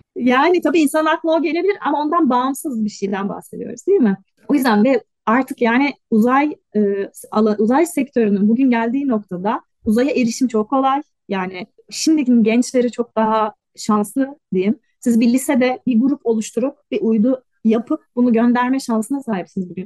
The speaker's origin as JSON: {"language": "Turkish", "region": "Istanbul", "country": "Turkey", "also_born_or_lived": "Belgium", "moved": "as an adult", "lives_now": "Germany", "said": "İstanbul Serzef Lisesi mezunuyum. Sonra İTÜ Uzay Mühendisliği'nde lisans ve yüksek lisans e, bitirdim. Ondan sonra da Belçika'ya taşındım."}